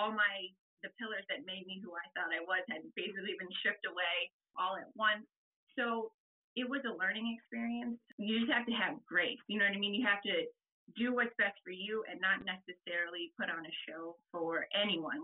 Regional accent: Columbus, Ohio, United States; I'm from Columbus, Ohio.

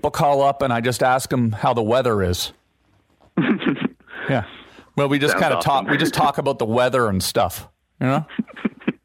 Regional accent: Ottawa, Ontario, Canada; Ottawa, Ontario, Canada, because that's my hometown where I grew up

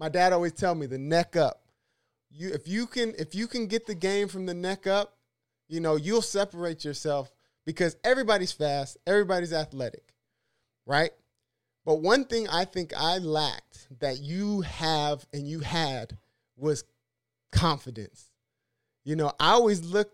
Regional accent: San Diego, California, United States; I'm from San Diego

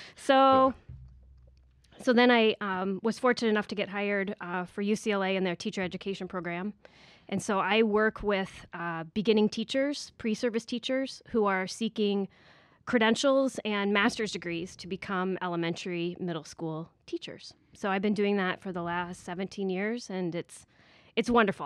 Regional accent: Iowa, United States; moved away as an adult; also born or lived in Indiana; now in Manhattan Beach, United States; I was born and raised in Iowa

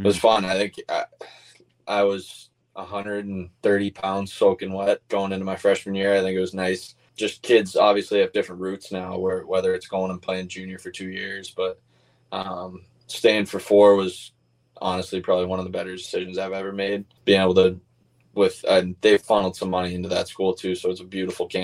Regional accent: near Catholic Memorial, Massachusetts, United States; I live like 100 yards from CM. So I grew up going to those football games and being around that area

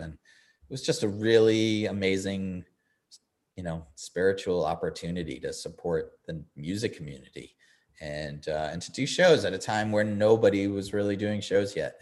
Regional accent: Eastern Long Island, New York, United States; now in Nashville, United States; growing up on Eastern Long Island

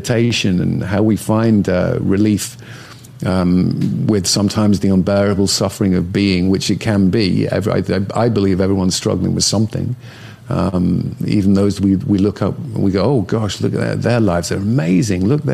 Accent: the north of England, United Kingdom; now in United States; growing up in Northern England where I grew up

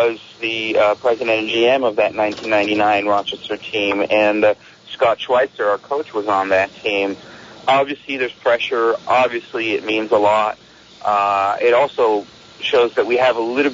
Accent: Milan, Lombardy, Italy; now in United States; I grew up in Milan, Italy

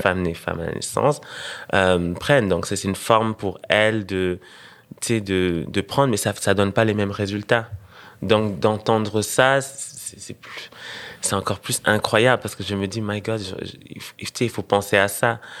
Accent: Senegal; also born or lived in Burundi; now in Montreal, Canada; repartir là où j'ai grandi

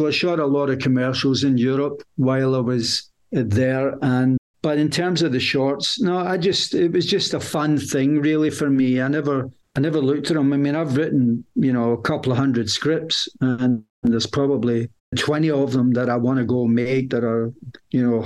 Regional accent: United Kingdom; I'm British

